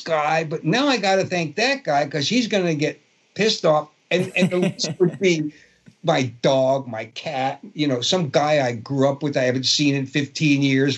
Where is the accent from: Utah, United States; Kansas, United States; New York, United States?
New York, United States; New York City; accent: Brooklyn; I grew up in Brooklyn, and my accent from growing up in a Brooklyn Italian neighborhood